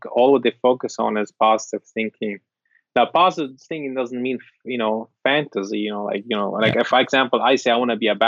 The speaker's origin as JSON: {"language": "English", "country": "Syria", "second_language": "English", "moved": "yes", "lives_now": "United States"}